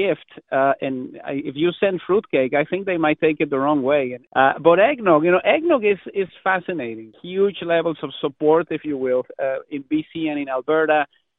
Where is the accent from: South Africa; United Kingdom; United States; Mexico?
Mexico; now in Canada; Growing up in Mexico